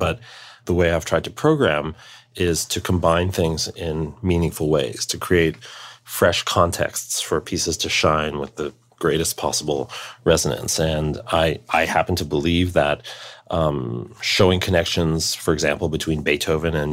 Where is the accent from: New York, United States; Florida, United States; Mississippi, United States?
New York, United States; it's my hometown orchestra